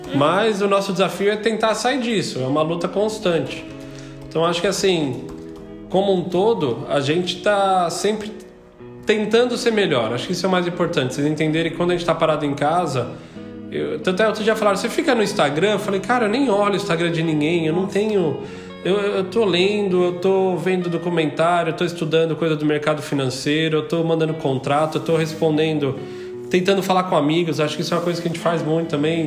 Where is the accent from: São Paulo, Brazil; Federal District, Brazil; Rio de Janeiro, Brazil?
São Paulo, Brazil; moved away as an adult; now in Portugal; eu sou de São Paulo